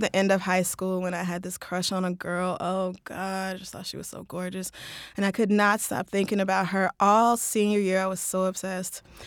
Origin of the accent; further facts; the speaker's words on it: Tulsa, Oklahoma, United States; moved away; I grew up in Tulsa